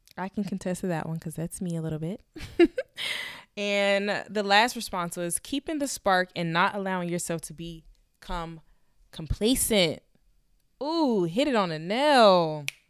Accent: Florida, United States; moved away; we we're both from Florida

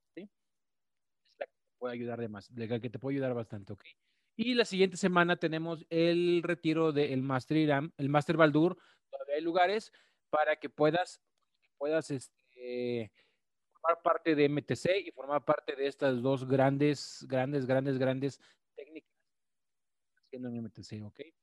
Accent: Mexico; las personas que somos de México

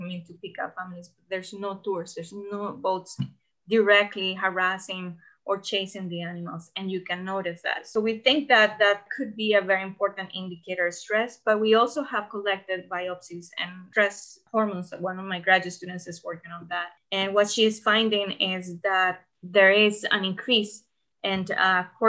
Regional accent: Costa Rica; I'm from Costa Rica

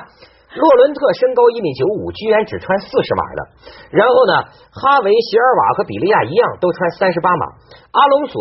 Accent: China; 我跟你讲，你想不到，我中国人讲啊，脚小的人命贵。

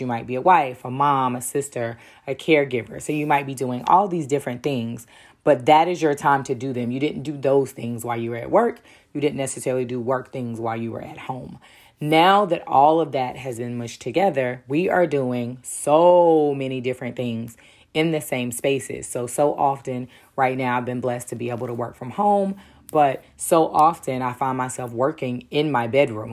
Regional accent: Durham, North Carolina, United States; being born and raised in Durham definitely has its perks

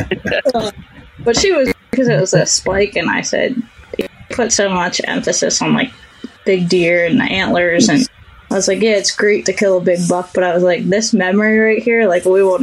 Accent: Pennsylvania, United States; moved away; That's my home state

